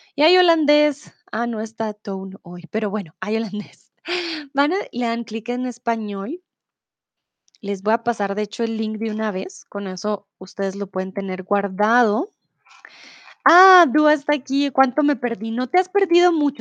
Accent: Colombia; first language Spanish; soy de Colombia

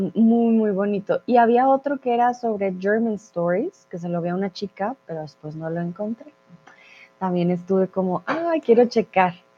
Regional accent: Colombia; Soy de Colombia

